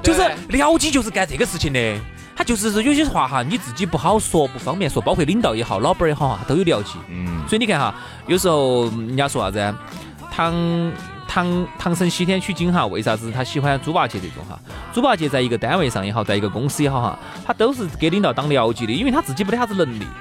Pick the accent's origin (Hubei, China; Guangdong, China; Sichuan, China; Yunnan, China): Sichuan, China; accent: Sichuanese; 我们四川话